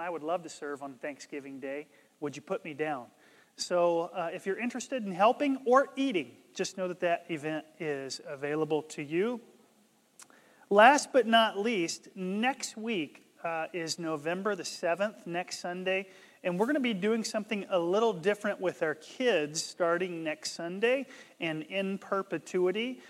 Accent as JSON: {"language": "English", "region": "North Carolina", "country": "United States", "tie": "born or raised there", "said": "where I grew up in North Carolina"}